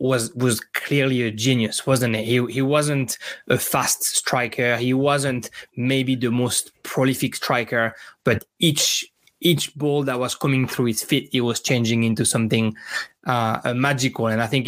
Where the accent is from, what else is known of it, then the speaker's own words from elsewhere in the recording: Marseille region, Provence-Alpes-Côte d'Azur, France; I'm from the Marseille region